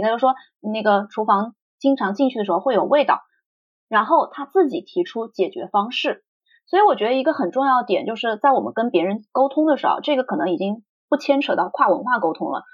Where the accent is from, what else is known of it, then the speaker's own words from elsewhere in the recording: China; moved away as an adult; now in United Kingdom; 我们中国人